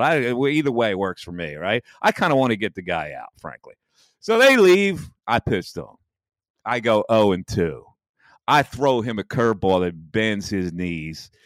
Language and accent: English; Bristol, Pennsylvania, United States; I'm from Bristol.